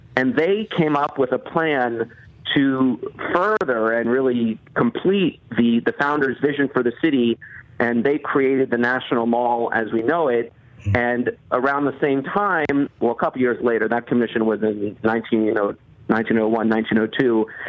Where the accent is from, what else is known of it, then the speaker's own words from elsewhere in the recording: outside Baltimore, Maryland, United States; where I grew up outside Baltimore